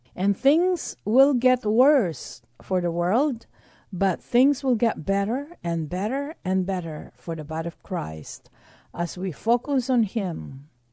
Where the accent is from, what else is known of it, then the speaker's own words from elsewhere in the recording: Texas, United States; being a Texan